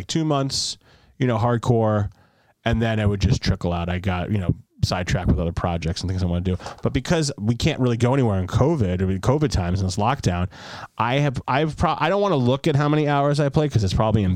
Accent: United States; also born or lived in Australia; as an American

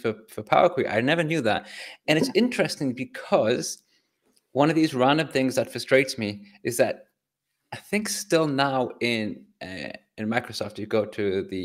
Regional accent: England, United Kingdom; I'm English.

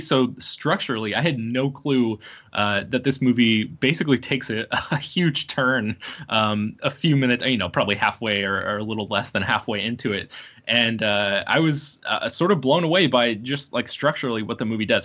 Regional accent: Jacksonville, Florida, United States; I am also from Jacksonville, Florida

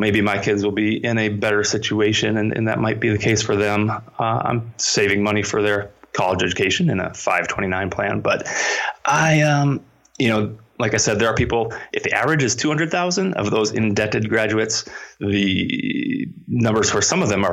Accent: Minnesota, United States; my home state public institution, the University of Minnesota

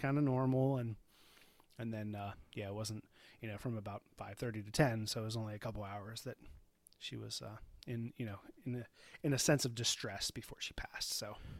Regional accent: Baltimore, Maryland, United States; also born or lived in New Hampshire; we, we are from Baltimore

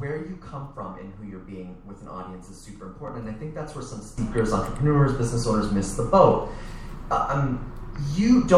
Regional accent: Toronto, Ontario, Canada; I'm originally from Toronto

